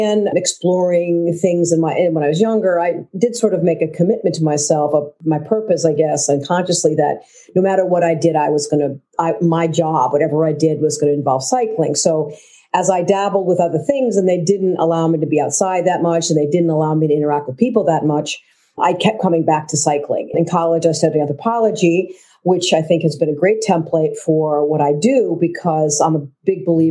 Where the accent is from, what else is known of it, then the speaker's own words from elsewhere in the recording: Keene, New Hampshire, United States; also born or lived in Florence, Italy; I grew up in Keene, New Hampshire